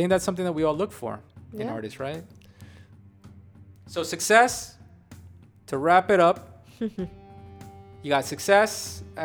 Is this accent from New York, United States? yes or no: yes; New York, United States; my family's Colombian. Okay, they all came from Colombia. So I'm first generation born in New York